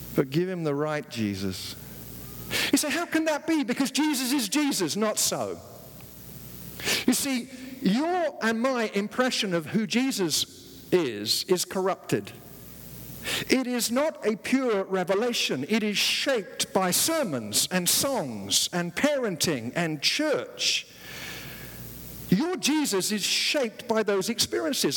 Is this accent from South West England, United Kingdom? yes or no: no; London, United Kingdom; moved away as an adult; now in United States; When I was growing up in the East End of London